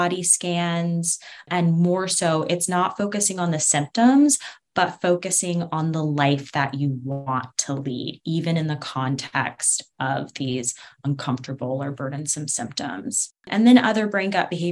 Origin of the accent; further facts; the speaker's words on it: Atlanta, Georgia, United States; I'm from Atlanta, which is home to really important pieces of the civil rights movement